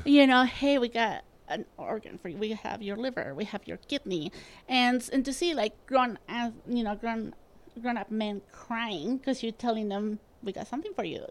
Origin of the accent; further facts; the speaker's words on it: Spain; now in Utah, United States; I grew up in Spain